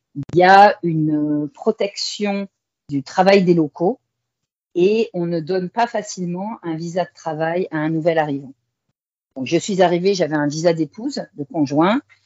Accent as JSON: {"language": "French", "town": "Saint-Jean-d'Angély", "region": "Nouvelle-Aquitaine", "country": "France", "also_born_or_lived": "Shanghai, China", "moved": "as an adult", "lives_now": "Kuala Lumpur, Malaysia", "said": "je suis originaire du sud-ouest de la France, une petite ville qui s'appelle Saint-Jean-d'Angély, en Charente-Maritime"}